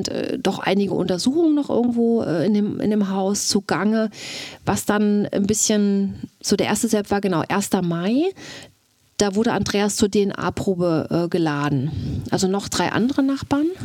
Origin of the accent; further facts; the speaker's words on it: Mecklenburg-Vorpommern, Germany; now in Babenhausen, Germany; ich komme aus Mecklenburg.